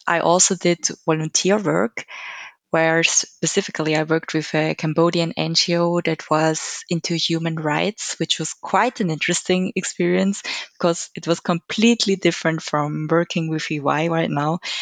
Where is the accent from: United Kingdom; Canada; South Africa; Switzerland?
Switzerland; I'm also born and raised in Switzerland